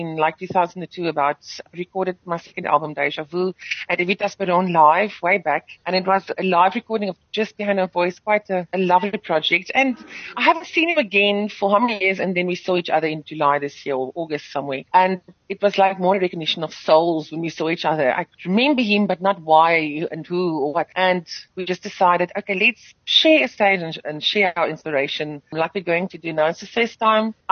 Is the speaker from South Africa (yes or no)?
yes; South Africa; first language Afrikaans; English is a second language; I'm grateful that I've been afforded to be singing in my mother tongue and to still speak in my mother tongue in this country